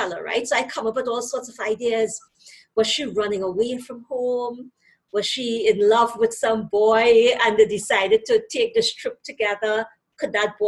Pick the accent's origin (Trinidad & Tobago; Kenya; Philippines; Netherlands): Trinidad & Tobago; accent: Trinidadian; moved away as an adult; now in Canada; I came to Canada from Trinidad and Tobago in 2007